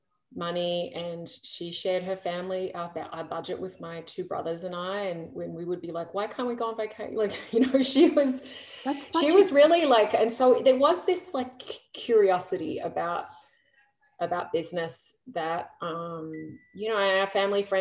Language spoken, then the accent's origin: English; Geelong, Victoria, Australia; I grew up in Geelong